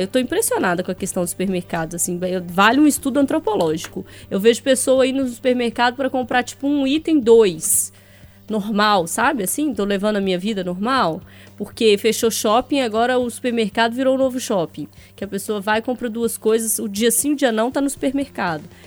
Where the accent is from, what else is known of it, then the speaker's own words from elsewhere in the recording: Sete Lagoas, Minas Gerais, Brazil; Eu sou de Sete Lagoas